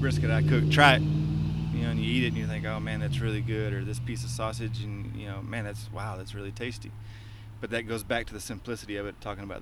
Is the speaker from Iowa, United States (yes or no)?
no; East Texas, United States; now in Hutto, Texas, United States; I'm from East Texas, so I'm a redneck myself.